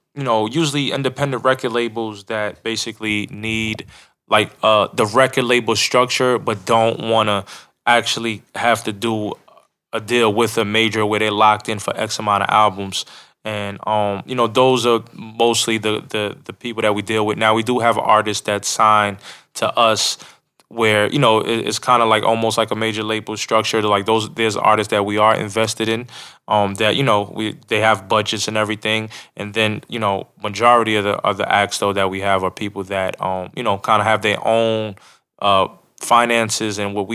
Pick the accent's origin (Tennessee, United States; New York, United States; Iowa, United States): New York, United States; moved away as an adult; now in Atlanta, United States; I'm originally from New York. And so I moved to Atlanta in 1999 to attend Clark Atlanta University.